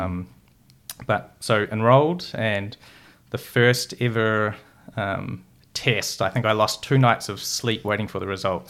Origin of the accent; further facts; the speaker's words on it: North Otago, New Zealand; also born or lived in Brazil; I'm from, uh, North Otago